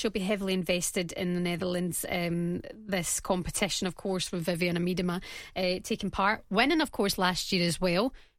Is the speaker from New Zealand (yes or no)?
no; Northern Ireland, United Kingdom; Now, me being half Irish from Northern Ireland, I was a bit like, oh, you've got to be kidding.